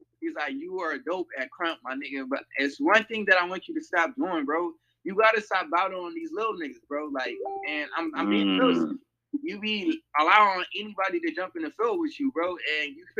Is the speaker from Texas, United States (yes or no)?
yes; Temple, Texas, United States; now in Long Beach, United States; I'm from Texas, you feel me? I'm from Temple, Texas, bro, from the city of Bell